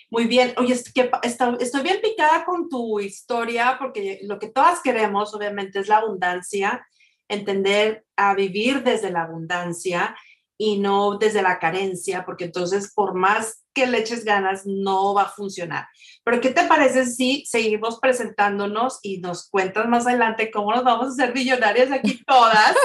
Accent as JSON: {"language": "Spanish", "country": "Mexico", "moved": "yes", "said": "Una de ellas es que somos mexicanas y otra es que estamos viviendo a distancia. Todos estamos lejos de nuestro México lindo y querido"}